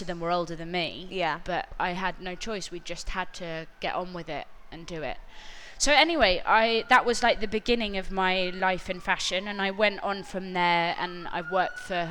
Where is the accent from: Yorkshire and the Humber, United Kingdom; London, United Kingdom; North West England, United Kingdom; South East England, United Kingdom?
London, United Kingdom; I grew up in North London